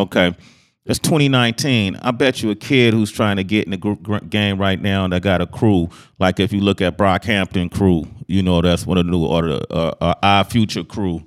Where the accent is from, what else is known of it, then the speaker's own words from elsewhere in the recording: Oakland, California, United States; growing up in Oakland